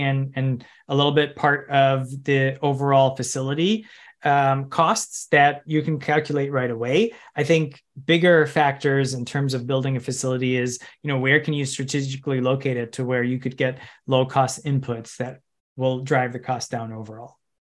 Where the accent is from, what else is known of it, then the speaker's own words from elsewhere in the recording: Chicago suburbs, Illinois, United States; I grew up in Chica, in the Chicago suburbs